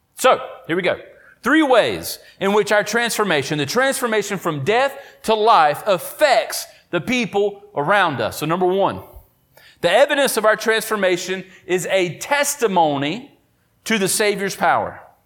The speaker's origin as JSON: {"language": "English", "town": "Oakboro", "region": "North Carolina", "country": "United States", "tie": "born or raised there", "said": "do ministry in Oakboro, my hometown. Went to the high school across the street"}